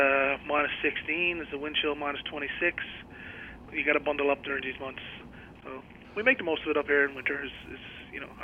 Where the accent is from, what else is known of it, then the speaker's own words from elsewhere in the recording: Goose Cove, Newfoundland and Labrador, Canada; I grew up in Goose Cove, which is about 10 kilometers away from St. Anthony